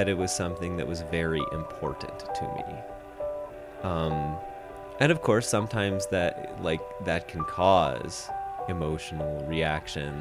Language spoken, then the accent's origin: English; Lima, Ohio, United States; I'm from Lima, Ohio